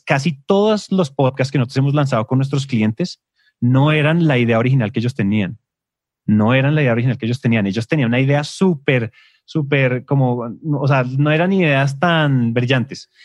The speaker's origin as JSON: {"language": "Spanish", "country": "Colombia", "said": "en Colombia decimos"}